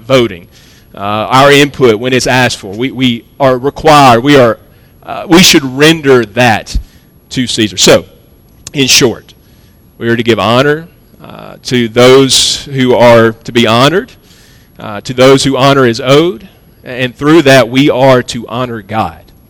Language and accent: English; United States; as American Protestants